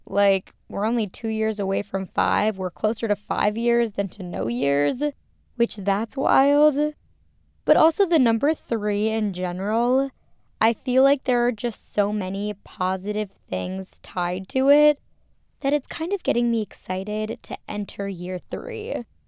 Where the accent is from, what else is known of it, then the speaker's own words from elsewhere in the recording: Minnesota, United States; growing up in Minnesota